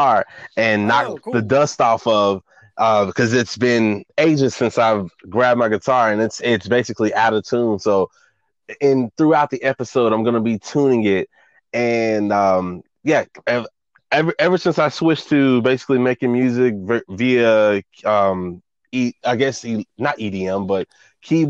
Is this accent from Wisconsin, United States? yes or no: no; Dallas, Texas, United States; I'm from Dallas, Texas. Oak Cliff.